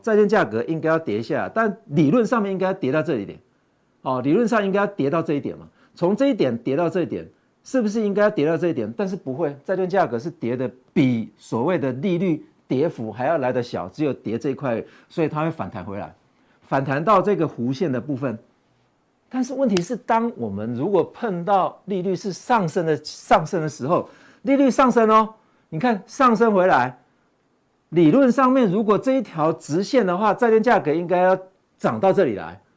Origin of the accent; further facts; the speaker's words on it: Taiwan; 我们台湾人